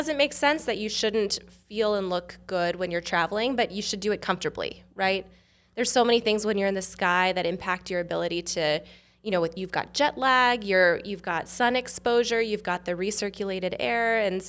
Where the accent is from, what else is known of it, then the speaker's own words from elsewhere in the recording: California, United States; From California. Okay. Yeah. I was in a similar role at UC Irvine.